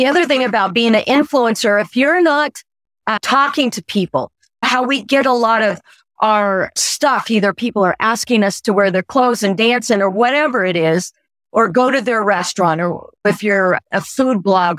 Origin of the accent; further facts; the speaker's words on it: Oklahoma, United States; moved away; I'm from Oklahoma